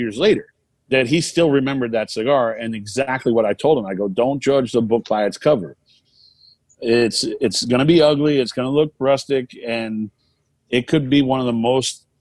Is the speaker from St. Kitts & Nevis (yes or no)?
no; Maine, United States; moved away; my hometown of Maine